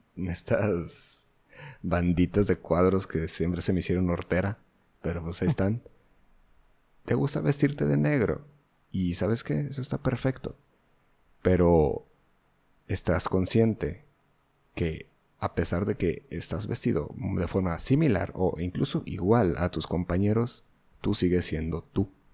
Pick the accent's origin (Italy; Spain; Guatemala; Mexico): Mexico; Yo soy un mestizo, yo soy mexicano, no soy otra cosa.